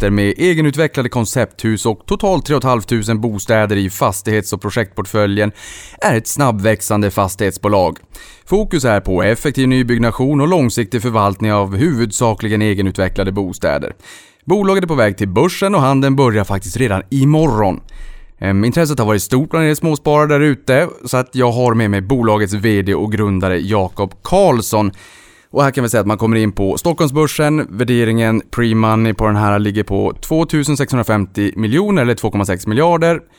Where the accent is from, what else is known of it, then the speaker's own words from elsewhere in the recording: Hässleholm, Skåne, Sweden; vi har kvar vårt säte i Hässleholm där jag är uppvuxen.